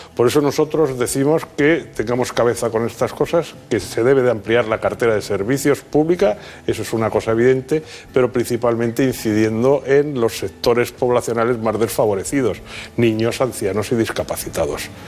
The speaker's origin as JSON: {"language": "Spanish", "country": "Spain", "said": "los españoles"}